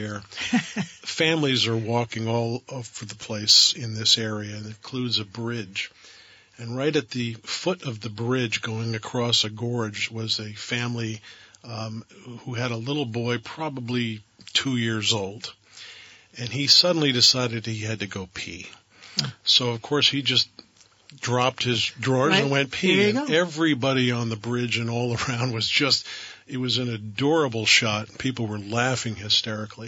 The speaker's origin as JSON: {"language": "English", "region": "Vermont", "country": "United States"}